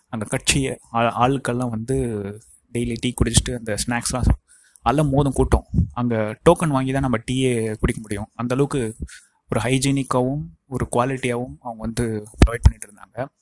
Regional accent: Tiruvannamalai, Tamil Nadu, India; என்னுடைய சொந்த ஊர் திருவண்ணாமலையிலும் வந்திருக்கேன்

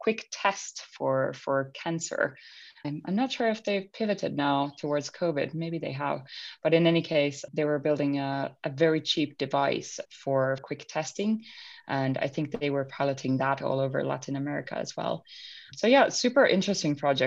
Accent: Finland; moved away; growing up in Finland, you're constantly surrounded by nature.

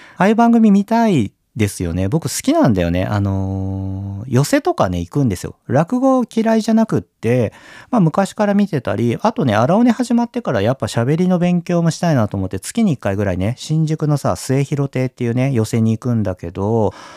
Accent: Kyushu, Japan; moved away; 僕さ、小さい頃は九州にいてね

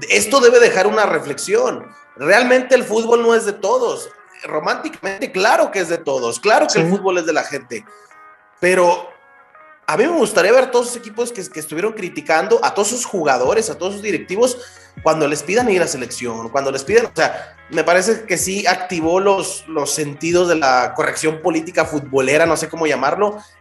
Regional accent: Mexico; nos debe dejar a, a nosotros como aficionados mexicanos mm, un tanto no.

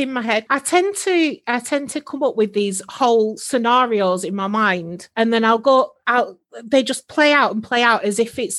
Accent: Preston, North West England, United Kingdom; now in Northumberland, United Kingdom; I live in Northumberland now, but I'm from Preston

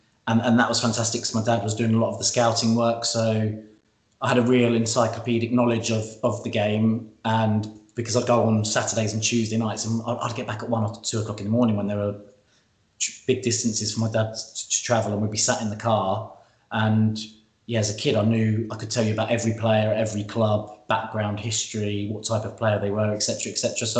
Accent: Bedfordshire, East of England, United Kingdom; we grew up in Bedfordshire and close to Barry Fry's house

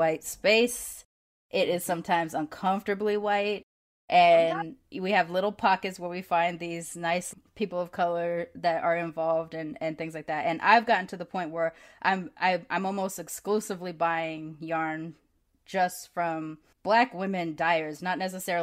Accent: Long Beach, California, United States; also born or lived in East Coast; I grew up in the hood, border Long Beach and Compton

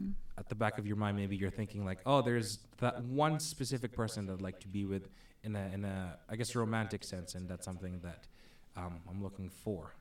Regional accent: Philippines; moved away as an adult; I'm originally from the Philippines. Uh, came here uh, on 2007

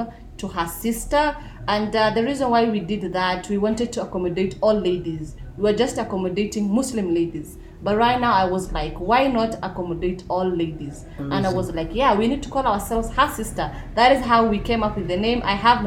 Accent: Nakuru, Nakuru County, Kenya; I come from Nakuru, so I'm not a Nairobi person

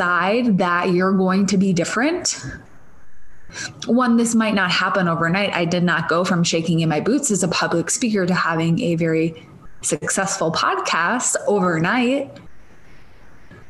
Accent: Minnesota, United States; accent: Minnesotan; moved away; I'm Minnesotan, for those of you that don't know, or from Minnesota originally

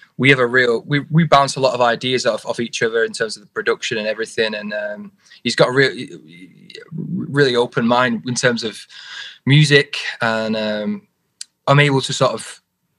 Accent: Oldham, North West England, United Kingdom; in Oldham, which is kind of part of the borough of Manchester.

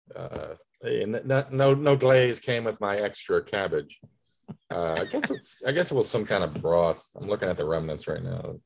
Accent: Tappahannock, Virginia, United States; moved away; my hometown, uh, Tappahannock

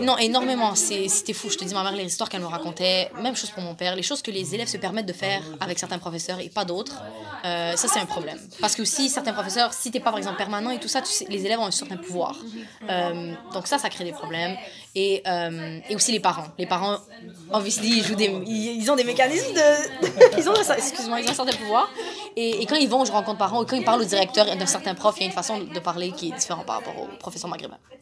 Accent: Laurentides, Quebec, Canada; also born or lived in Montreal; je suis partie de Montréal à environ 6-7 ans. Je suis allée habiter comme en région, de guillemets. Je suis habiter dans les Laurentides

